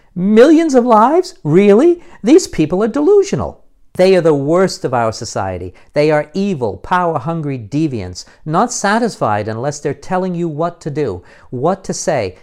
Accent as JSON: {"language": "English", "country": "United States", "moved": "yes", "lives_now": "United Kingdom"}